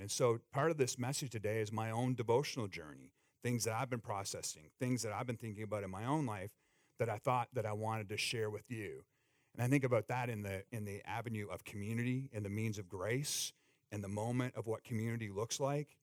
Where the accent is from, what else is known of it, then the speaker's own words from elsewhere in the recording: Eastern Canada, Canada; now in United States; where I grew up in the Northeast in Eastern Canada along the rivers